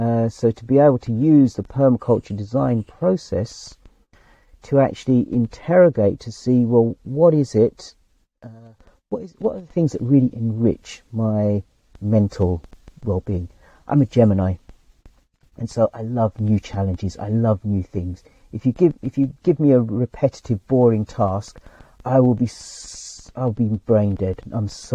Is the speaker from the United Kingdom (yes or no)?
yes; England, United Kingdom; I was born in England, but I'm not English.